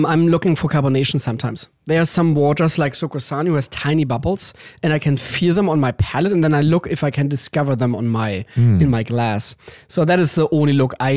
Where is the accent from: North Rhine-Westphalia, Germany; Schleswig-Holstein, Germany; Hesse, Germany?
Schleswig-Holstein, Germany; Danish border in Germany; English is a second language; moved away as an adult; now in Los Angeles, United States; I'm from the Danish border in Germany